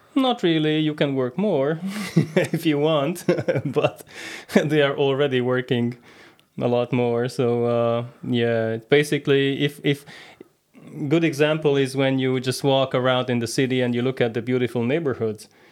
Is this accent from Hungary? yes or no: yes; Hungary; moved away as an adult; also born or lived in Canada; Originally, I'm from Hungary.